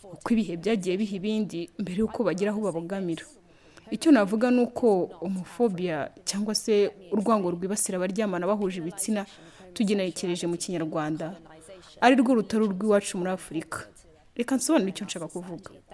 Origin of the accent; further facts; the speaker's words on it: Togo; now in Canada; muri togo aho nkomoka